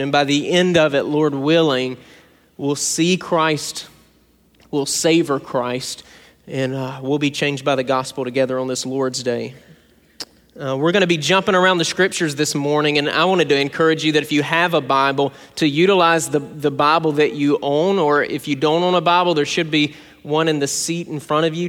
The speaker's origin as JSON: {"language": "English", "region": "South Georgia", "country": "United States", "tie": "born or raised there", "said": "When I was a kid growing up in South Georgia"}